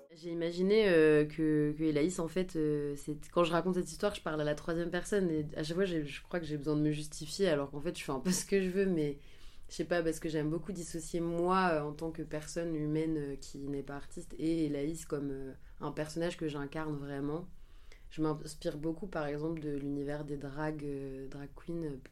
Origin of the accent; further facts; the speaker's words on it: Angers, Pays de la Loire, France; Je suis originaire d'Angers